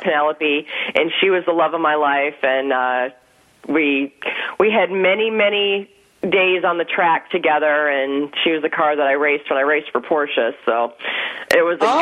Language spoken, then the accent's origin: English; Wisconsin, United States; moved away; I grew up in Wisconsin